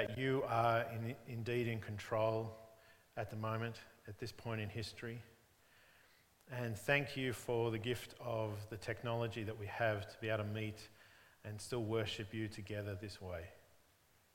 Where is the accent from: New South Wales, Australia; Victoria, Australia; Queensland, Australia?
Victoria, Australia; Melbourne; When I was growing up in Diamond Creek in the northeastern suburbs of Melbourne